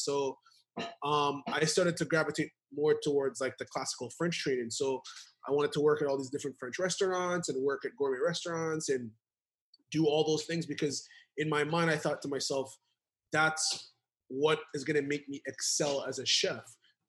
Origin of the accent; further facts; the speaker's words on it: Jamaica; also born or lived in New York, United States; But it is Jamaican cuisine because I'm Jamaican and I grew up eating pizza while I lived in New York.